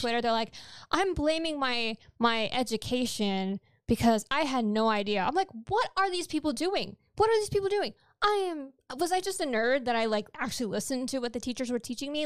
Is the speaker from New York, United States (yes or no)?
yes; New York, United States; first language Spanish; English is a second language; I was born in New York